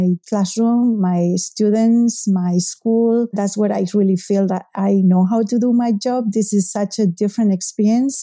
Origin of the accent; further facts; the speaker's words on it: Spain; English is a second language; moved away as an adult; now in Salem, United States; Spain. That's my native country. So I was featured in a couple of TV news shows in my hometown